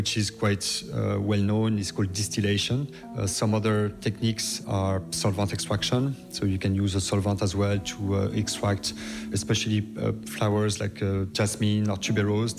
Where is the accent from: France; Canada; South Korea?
France; Brittany; moved away as an adult; also born or lived in United States / New York; now in Dublin, Ireland; I come from Brittany, west of France